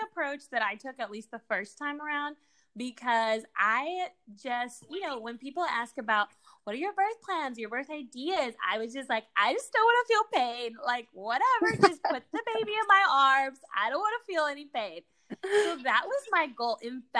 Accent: Guatemala; born there; English is a second language; also born or lived in Argentina / Mexico; I was born in Guatemala. The rest of my siblings, you know, like, Guatemala and Argentina, my little sister in Mexico, because these are the places we lived.

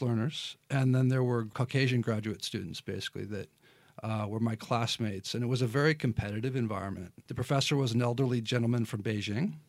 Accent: Lincoln, Nebraska, United States; moved away as an adult; also born or lived in Taiwan; now in Shanghai, China; I grew up in Lincoln, Nebraska

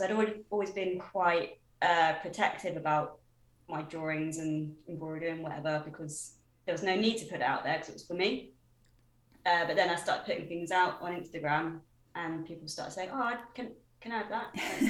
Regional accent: Braunton, South West England, United Kingdom; Dancing Feet, which is the school that I grew up with in Braunton.

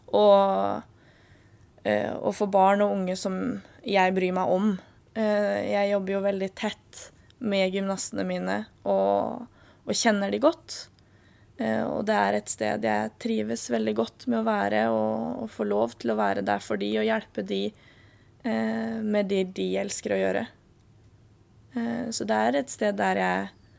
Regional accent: Halden, Østfold, Norway; moved away as an adult; now in Kristiansand, Norway; jeg kommer fra Halden, og Halden er et lite sted

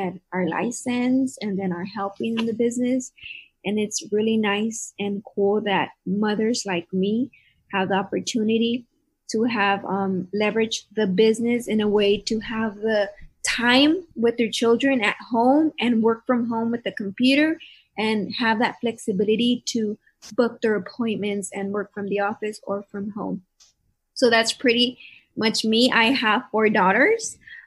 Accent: Calexico, California, United States; also born or lived in Brawley, California / Salinas, Monterey County, California; I was born in Brawley, and then I went to field sailing for like kinder and first grade. Then I went to second grade on Jefferson, then Dual, then De Anza

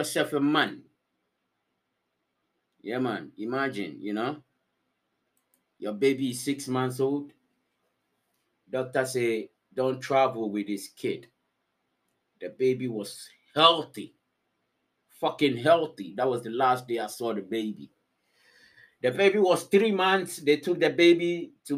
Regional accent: Ghana; now in Finland; I said, Ghana

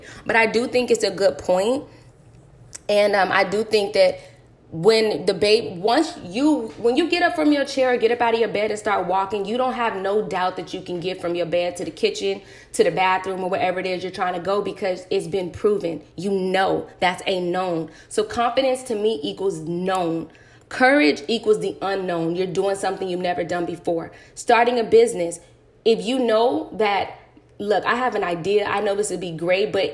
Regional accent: United States; I grew up in America

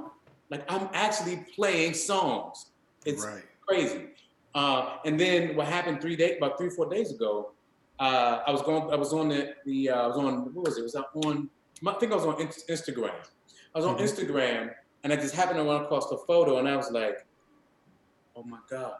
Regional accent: Maryland, United States; also born or lived in Washington, D.C.; born in Washington, D.C., grew up in Maryland.

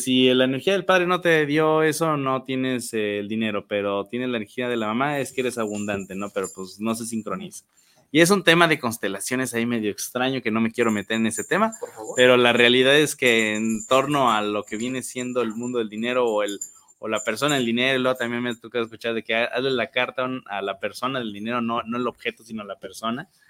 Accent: Mexico; nosotros como mexicanos nos encanta gastar

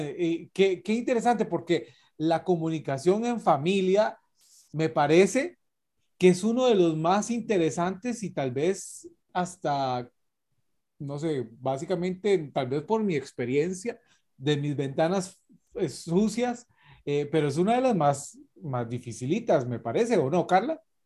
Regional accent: Costa Rica; nosotros como ticos

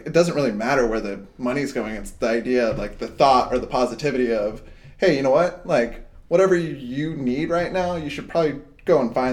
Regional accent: Hawaii, United States; I grew up in Hawaii and we used to hitchhike everywhere. So I moved to Hawaii when I was like 13.

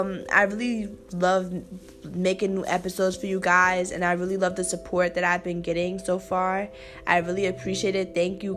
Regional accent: New York, United States; now in New Jersey, United States; I am 17 years old. I am from New York, but I live out here in Jersey now. I am a senior

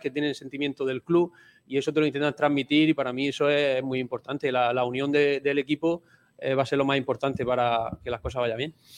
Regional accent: Lorca, Region of Murcia, Spain; also born or lived in Burgos / Vigo; now in Málaga, Spain; yo soy de Lorca

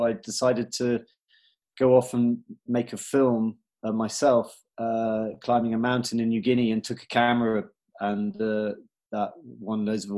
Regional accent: United Kingdom; I'm British. I grew up around the UK, a military family, Christian, went to like English boarding school, joined the Marines as an officer.

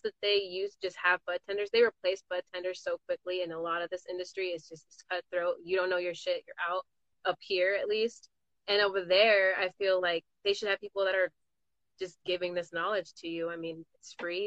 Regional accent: California, United States; I'm from Cali

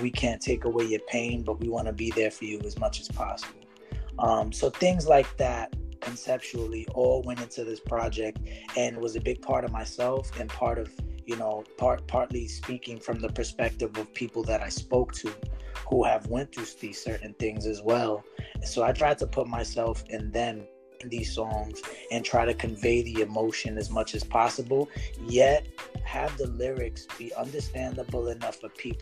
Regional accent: New York City, New York, United States; I was born and raised in East New York, Brooklyn.

